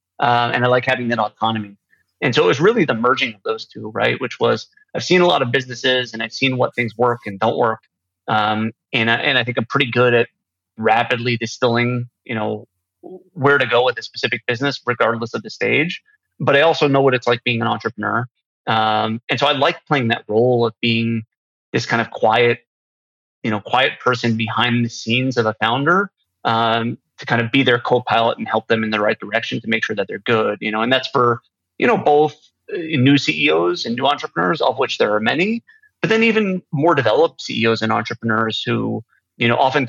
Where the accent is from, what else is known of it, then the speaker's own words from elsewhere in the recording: New York, United States; So I'm from New York. My whole life, I grew up on Long Island. I'm a proud New Yorker, although I don't have much of an accent.